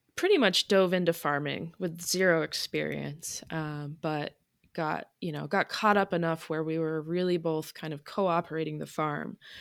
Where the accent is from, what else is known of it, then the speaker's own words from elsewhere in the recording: Vermont, United States; moved away as an adult; also born or lived in Maine / Massachusetts / Connecticut; now in Unity, Maine, United States; I grew up born in Maine, raised in Vermont, went to college in Massachusetts, lived in Connecticut for a bit. Um, so I just consider myself a New Englander